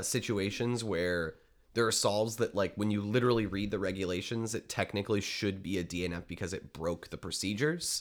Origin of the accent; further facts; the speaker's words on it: Detroit, Michigan, United States; growing up in Metro Detroit